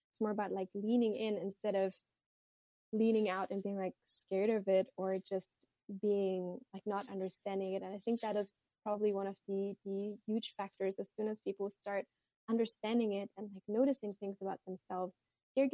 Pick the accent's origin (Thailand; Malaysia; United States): Thailand; also born or lived in Germany; Personally, growing up in Thailand, in Germany, I struggled a lot with just seeing periods and menstrual cycles as a natural and normal thing